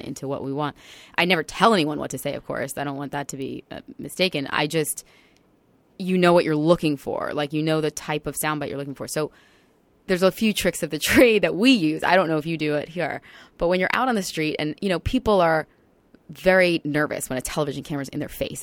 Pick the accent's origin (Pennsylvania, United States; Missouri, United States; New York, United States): New York, United States; Long Island; moved away as an adult; I came home to Long Island, which is my hometown.